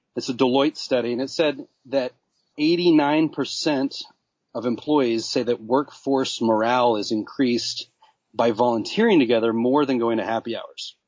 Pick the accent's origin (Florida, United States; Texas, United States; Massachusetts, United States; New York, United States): Texas, United States; Dallas; I'm from Dallas, you know, buckle of the Bible Belt